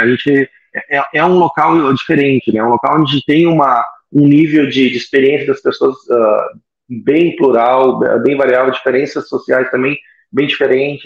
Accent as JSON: {"language": "Portuguese", "town": "Caxias do Sul", "region": "Rio Grande do Sul", "country": "Brazil", "tie": "born or raised there", "also_born_or_lived": "Florianópolis", "said": "eu sou natural aqui de Caxias do Sul"}